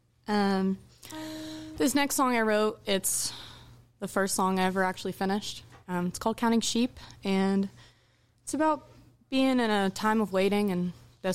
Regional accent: Nicholasville, Kentucky, United States; now in Wilmore, United States; I'm from Nicholasville. I live in Wilmore, but I'll claim Lexington.

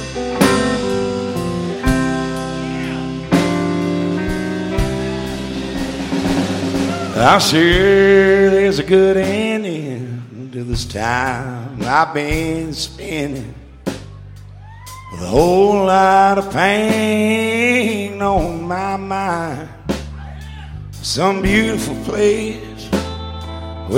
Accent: Lexington, Kentucky, United States; I'm from Lexington, Kentucky

